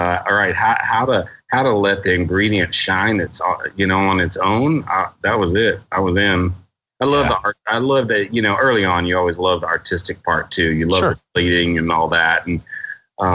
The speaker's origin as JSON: {"language": "English", "town": "Houston", "region": "Texas", "country": "United States", "tie": "born or raised there", "also_born_or_lived": "Colorado", "said": "I grew up in Houston"}